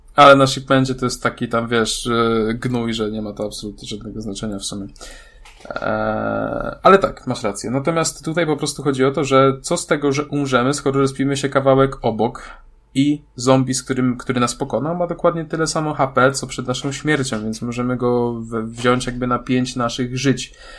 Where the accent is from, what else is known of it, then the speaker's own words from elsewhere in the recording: Wrocław, Lower Silesian Voivodeship, Poland; ja jestem z Wrocławia.